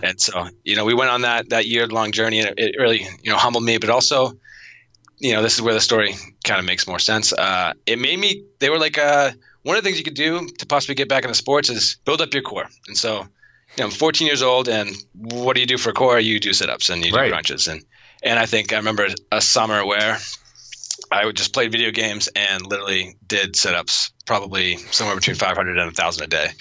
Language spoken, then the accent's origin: English; Auburn, Massachusetts, United States; now in Arizona, United States; I grew up in Auburn, Mass, uh, next to Worcester, Mass